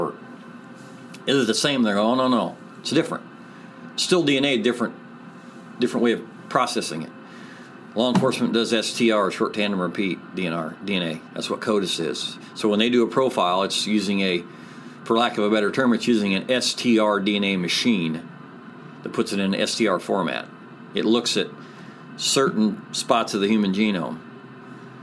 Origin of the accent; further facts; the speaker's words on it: Angola, Indiana, United States; I'm from Angola